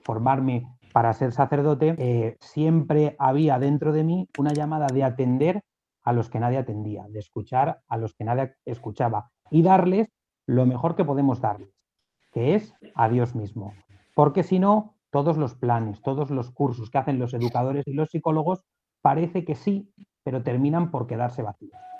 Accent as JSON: {"language": "Spanish", "town": "Alcalá de Henares", "region": "Community of Madrid", "country": "Spain", "said": "yo soy de Alcalá, yo soy de un barrio de Alcalá donde el párroco de mi barrio era el capellán"}